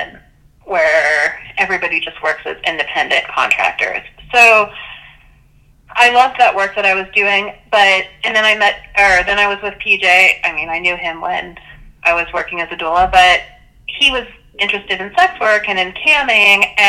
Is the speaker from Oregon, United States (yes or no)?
no; California, United States; I'm not Catholic, and I grew up in California